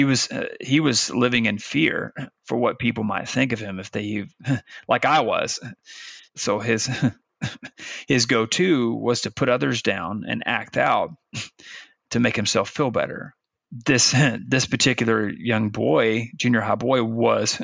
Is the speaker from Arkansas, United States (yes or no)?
yes; Arkansas, United States; moved away as an adult; also born or lived in Virginia; Branson, Missouri was about an hour and a half north of where I grew up in Arkansas.